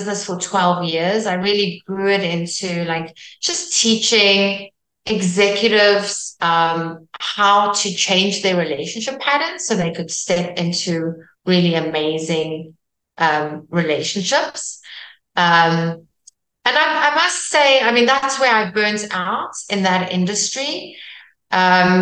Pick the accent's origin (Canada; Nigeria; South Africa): South Africa; first language Afrikaans; English is a second language; I'm Afrikaans from South Africa, which is very close to Dutch